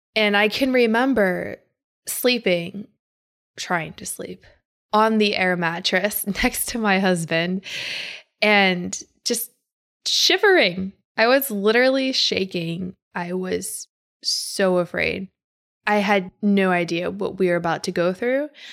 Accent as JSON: {"language": "English", "town": "Pittsburgh", "region": "Pennsylvania", "country": "United States", "tie": "born or raised there", "also_born_or_lived": "Chicago", "moved": "yes", "said": "Where I grew up in Pittsburgh, we don't have hurricanes."}